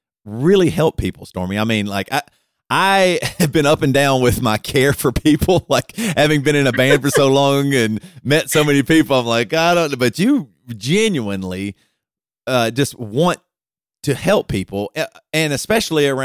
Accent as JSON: {"language": "English", "region": "Deep South", "country": "United States", "tie": "born or raised there", "said": "I grew up in Christianity, deep South Christianity"}